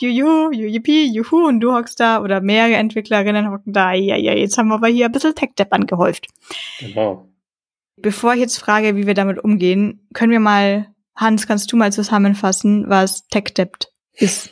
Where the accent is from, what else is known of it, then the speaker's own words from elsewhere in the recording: Franconia, Bavaria, Germany; als Franke